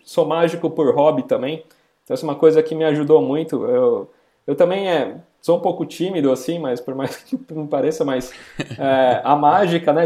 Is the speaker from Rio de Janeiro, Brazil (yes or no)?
no; São Paulo, Brazil; Eu sou da região aqui da Moca, de São Paulo